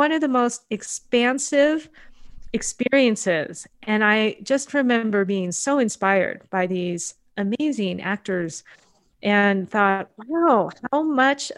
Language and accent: English; United States; as a Japanese third generation Japanese American